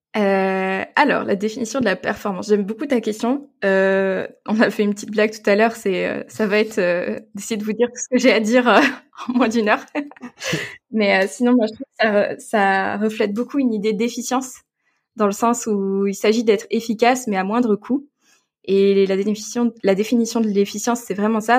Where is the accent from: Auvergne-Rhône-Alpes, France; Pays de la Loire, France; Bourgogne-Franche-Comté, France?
Bourgogne-Franche-Comté, France; Gueugnon; je viens de Bourgogne. Je suis euh, une enfant euh, de la Saône-et-Loire. J'ai grandi à Guignon